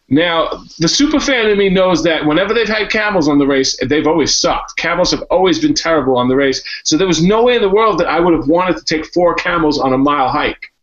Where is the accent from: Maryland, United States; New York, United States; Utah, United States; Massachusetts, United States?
New York, United States; I'm from New York.